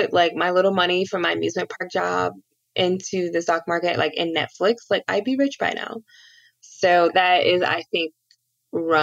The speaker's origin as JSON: {"language": "English", "town": "Cleveland", "region": "Ohio", "country": "United States", "tie": "born or raised there", "said": "I grew up watching LeBron in Cleveland."}